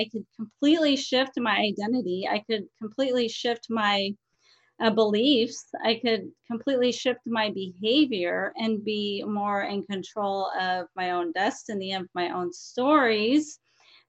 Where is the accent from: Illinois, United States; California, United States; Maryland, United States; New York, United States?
California, United States; San Diego; moved away as an adult; also born or lived in Colorado; now in Oregon, United States; I'm originally from San Diego, California, and I didn't know how good I had it in San Diego, California